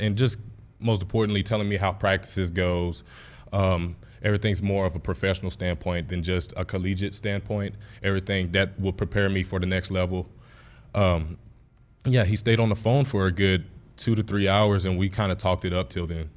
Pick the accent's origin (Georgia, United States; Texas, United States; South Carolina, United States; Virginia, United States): Texas, United States; moved away as an adult; Texas was my hometown